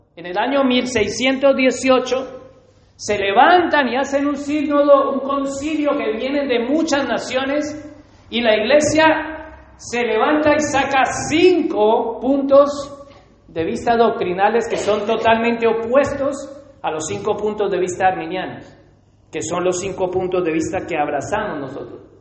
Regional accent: Colombia; me gusta el café como colombiano

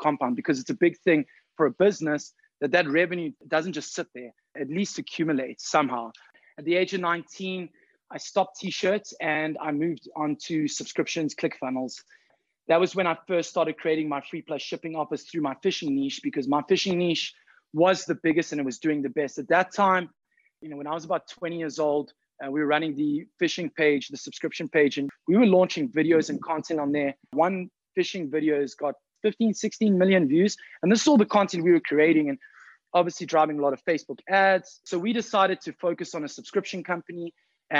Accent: South Africa; I'm from South Africa.

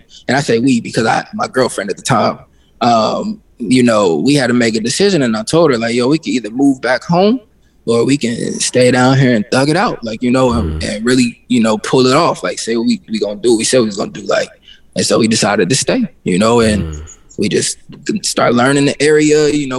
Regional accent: Midwest, United States; But just growing up in the Midwest, it's kind of like living in a glass ceiling, you know.

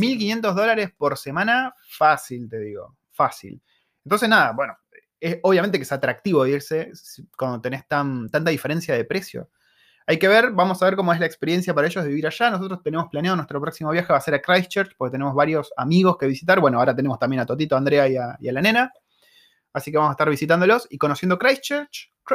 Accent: Argentina; moved away; soy argentino

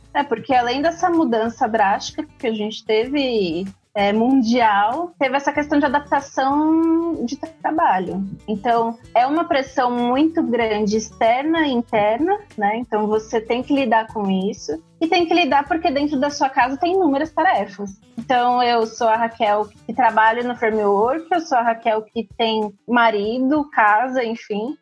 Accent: São Paulo, Brazil; eu sou de São Paulo

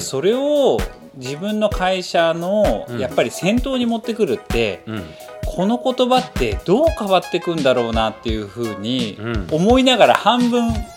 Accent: near Nippori, Tokyo, Japan; 自分が日暮里の近くで生まれて生地がとても好きなもので

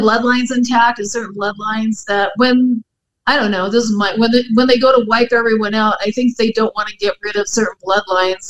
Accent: San Diego, California, United States; I grew up in San Diego

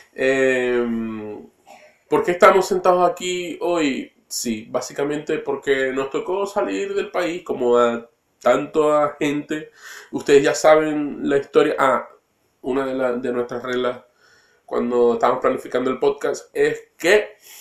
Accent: Maracaibo, Zulia, Venezuela; now in Coyhaique, Chile; Los dos somos maracuchos

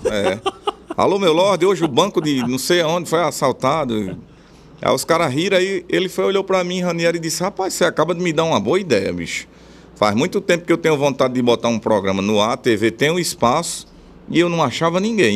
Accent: Bom Jesus, Rio Grande do Norte, Brazil; also born or lived in Natal; Eu nasci na capital, porque lá na cidade não tinha maternidade, mas fui criado em Bom Jesus.

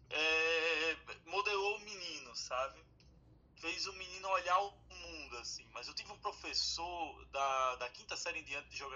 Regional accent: Vitória de Santo Antão, Pernambuco, Brazil; moved away; Você imagina, da minha turma de colégio, só eu saí de Vitória, né? O restante de tudo ficou.

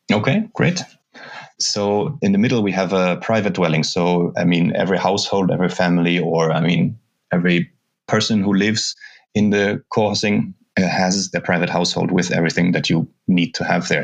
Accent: Germany; moved away as an adult; also born or lived in Brazil / Lund, Sweden; now in Reykjavik, Iceland; I'm from Germany.

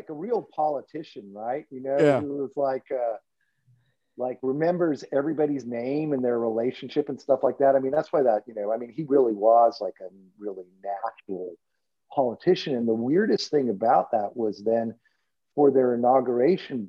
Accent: Texas, United States; also born or lived in Arkansas; I was born in Texas. My family's from Arkansas.

